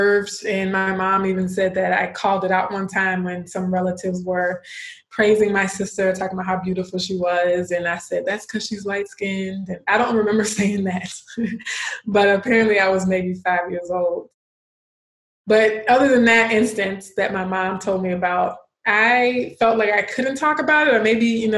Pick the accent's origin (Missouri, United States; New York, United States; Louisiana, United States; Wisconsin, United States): Louisiana, United States; Baton Rouge; also born or lived in Austin, Texas / California; I was born in Austin, Texas, but we moved to Louisiana, where my parents are originally from, when I was 6 months old. So I just say I'm a Louisianian, South Louisiana to be exact, Baton Rouge